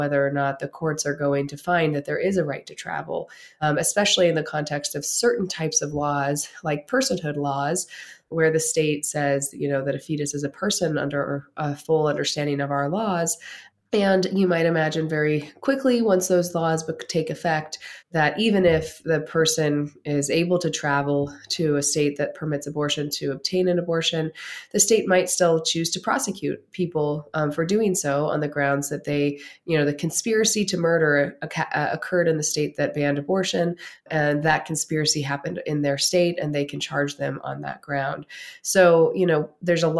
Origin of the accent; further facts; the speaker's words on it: Pennsylvania, United States; my home state, Pennsylvania